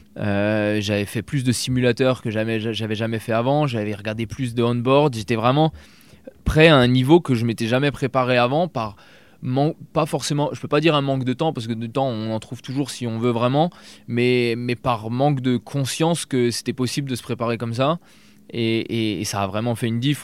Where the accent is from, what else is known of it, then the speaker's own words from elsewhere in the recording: Alsace, Grand Est, France; moved away as an adult; j'habitais en Alsace à la base. Euh, j'ai déménagé à 2 heures, deux heures euh, de, ma ville natale où j'ai tous mes potes